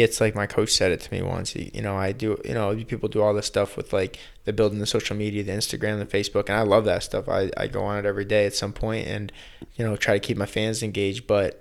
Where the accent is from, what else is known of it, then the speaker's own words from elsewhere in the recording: Boston, Massachusetts, United States; moved away as an adult; also born or lived in Peabody, Massachusetts; now in South Florida, United States; originally I'm from Boston. I live in South Florida for the last 8 years